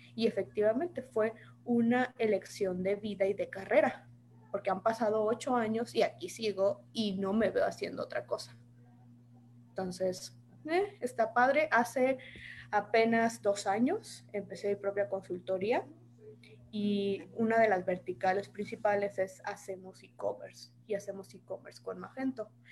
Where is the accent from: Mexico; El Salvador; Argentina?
Mexico; Saltillo, Coahuila; now in Guadalajara, Mexico; yo soy originaria de Saltillo, Saltillo, Coahuila